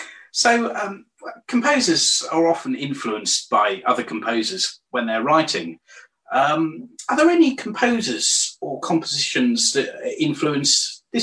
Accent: Norwich, East of England, United Kingdom; I was born and raised in Norwich.

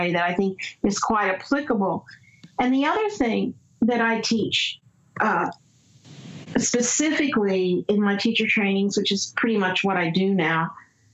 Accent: the South, United States; I grew up in the South

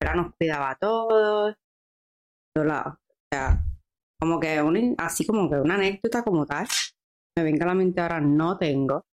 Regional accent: Trujillo Alto, Puerto Rico; moved away as an adult; also born or lived in Virginia; Soy de Trujillo Alto, Puerto Rico. Eh, me crié

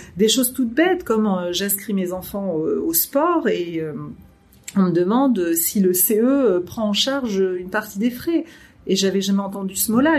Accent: France; moved away as an adult; also born or lived in Germany; en tant que française

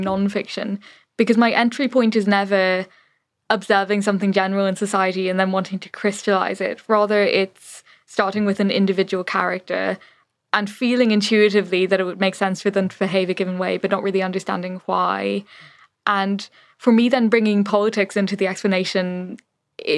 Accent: Ireland; moved away as an adult; also born or lived in London; now in Berlin, Germany; growing up in the Ireland that I did

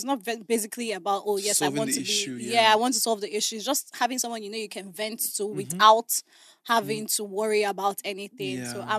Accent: Abuja, Federal Capital Territory, Nigeria; I grew up in Abuja. Okay. You know, my whole family is still in Abuja.

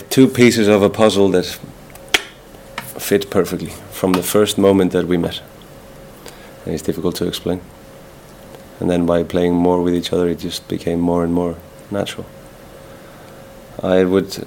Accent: Iceland; English is a second language; moved away; also born or lived in Spain / England; we grew up in Iceland, speaking English, watching English football

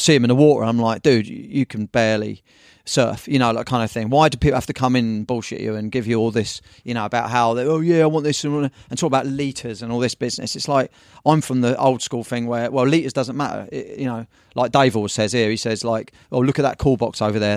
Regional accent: Brighton, South East England, United Kingdom; now in Newquay, United Kingdom; I'm from Brighton originally

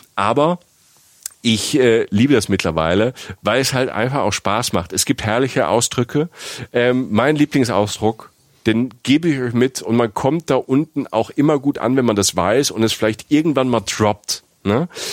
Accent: Germany

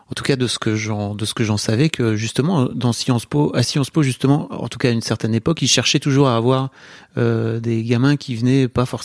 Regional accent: Nord-Pas-de-Calais, Hauts-de-France, France; moi je viens du fin fond du Nord euh, Pas-de-Calais.

